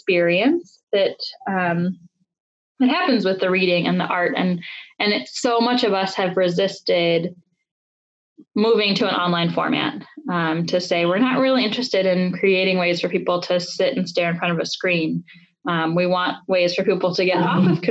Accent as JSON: {"language": "English", "town": "Detroit", "region": "Michigan", "country": "United States", "tie": "born or raised there", "said": "born and raised in Southwest Detroit, and now raising with my partner our 4 and 7-year-old on the same street that I grew up on"}